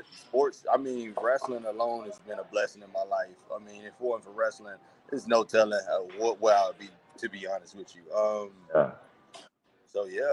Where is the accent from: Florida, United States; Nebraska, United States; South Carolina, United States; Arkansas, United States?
Florida, United States; Miami Gardens; also born or lived in Opa-locka, Florida; now in Las Vegas, United States; I'm originally from Miami. I'm from, born in Opa-locka, raised in, Carroll City area.